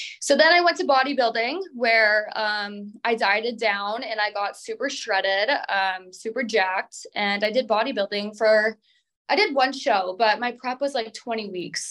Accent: Minnesota, United States; I'm from Minnesota

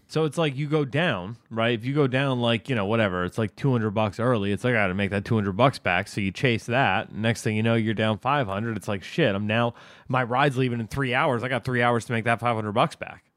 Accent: United States; as the American taxpayers

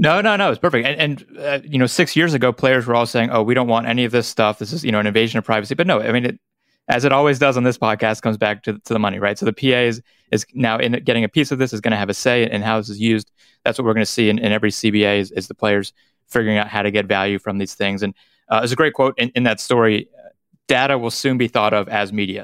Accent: North Carolina, United States; growing up in North Carolina

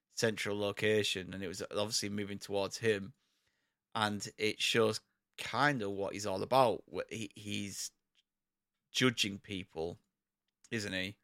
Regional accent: United Kingdom; There's a lot of isms that come from our country

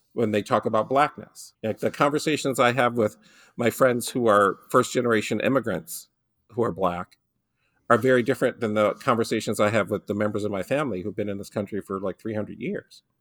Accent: Detroit, Michigan, United States; I grew up in Detroit, and one of the things you learn growing up in Detroit

